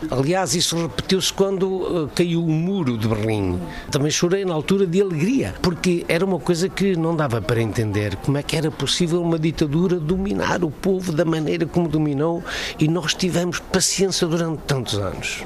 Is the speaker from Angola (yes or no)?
no; Portugal; also born or lived in Brasília, Brazil; now in Germany; só sou português